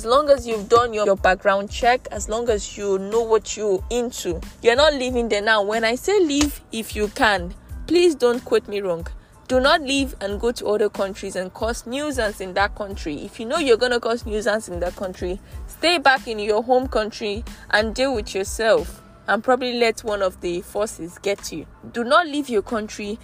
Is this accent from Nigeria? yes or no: yes; Nigeria; I'm a Nigerian.